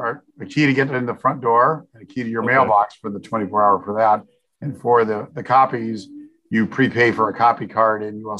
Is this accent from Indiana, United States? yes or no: yes; Evansville, Indiana, United States; moved away as an adult; now in Illinois, United States; Southern Indiana.